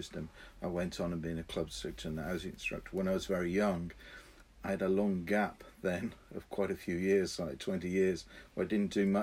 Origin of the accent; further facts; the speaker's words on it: Brixham, South West England, United Kingdom; I was brought up in Brixham in Devon, where my family are deep sea fishermen.